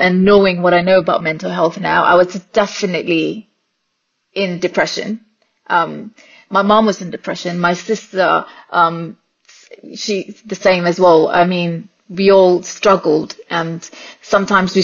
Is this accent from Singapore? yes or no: yes; Singapore; born and raised in Singapore.